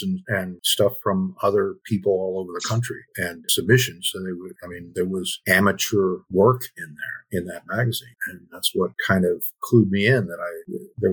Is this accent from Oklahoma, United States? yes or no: yes; Oklahoma, United States; now in Austin, United States; I grew up in Oklahoma.